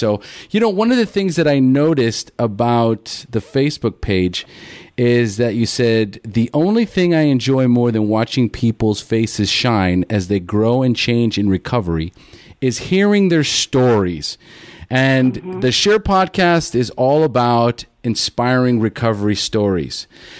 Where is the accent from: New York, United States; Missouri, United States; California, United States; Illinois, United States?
California, United States; Pasadena; Well, ironically enough, I'm from California.